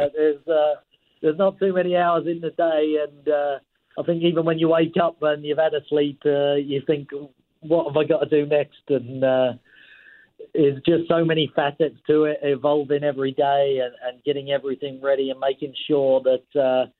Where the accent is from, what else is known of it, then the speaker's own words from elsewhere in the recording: England, United Kingdom; now in Canada; I grew up in England.